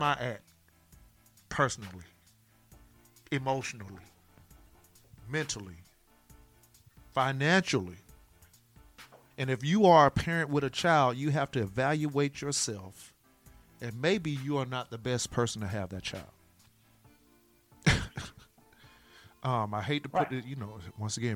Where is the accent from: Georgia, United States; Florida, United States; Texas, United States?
Florida, United States; I'm from Florida